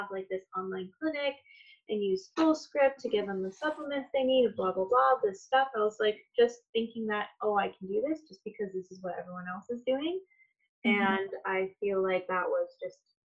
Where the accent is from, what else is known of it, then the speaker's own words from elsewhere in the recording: Toronto, Ontario, Canada; moved away as an adult; now in Kitchener, Canada; I live in Kitchener now, born and raised in Toronto, Ontario.